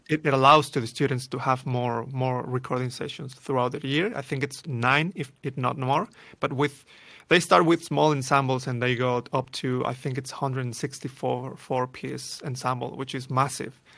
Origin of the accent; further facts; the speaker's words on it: Mexico City, Mexico; moved away; born and raised in Mexico City